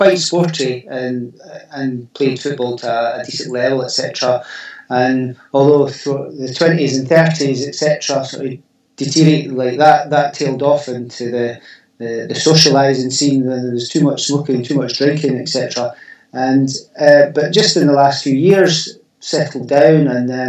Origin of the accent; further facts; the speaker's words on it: South Queensferry, Scotland, United Kingdom; moved away as an adult; now in Fife, United Kingdom; Queensferry, which was my hometown